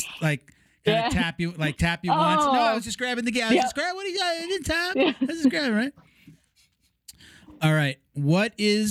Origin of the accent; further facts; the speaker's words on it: New York, United States; I'm such a New Yorker